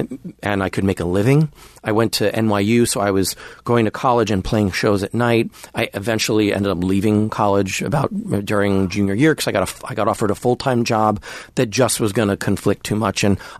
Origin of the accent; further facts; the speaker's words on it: New Jersey, United States; New Jersey.